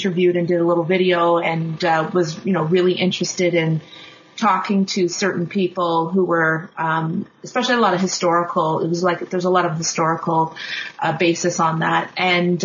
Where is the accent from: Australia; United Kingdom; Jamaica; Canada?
Canada; Kingston, Ontario; now in Toronto, Canada; I grew up in Kingston, Ontario